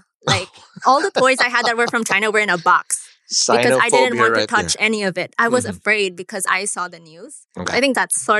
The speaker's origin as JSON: {"language": "English", "country": "Philippines", "tie": "born or raised there", "said": "growing up in the Philippines"}